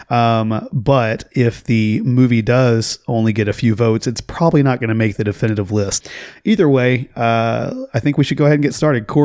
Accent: Bryan County, Oklahoma, United States; born or raised there

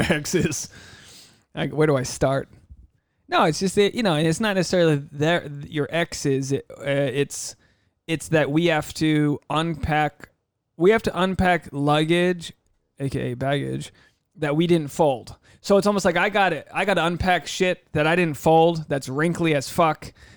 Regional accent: United States; as an American

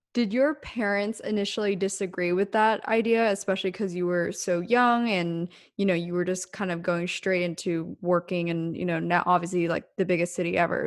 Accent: small town Pennsylvania, United States; now in Los Angeles, United States; both of us coming from small town Pennsylvania

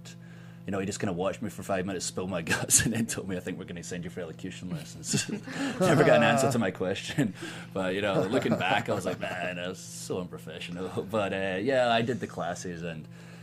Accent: Ayrshire, Scotland, United Kingdom; moved away as an adult; now in Tampa, United States; I'm from Scotland. I'm from 30 minutes from Glasgow. I spent 21 years there, but I've spent a third of my life in America

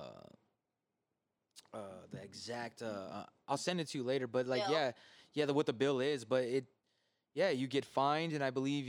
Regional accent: California, United States; moved away; being from California

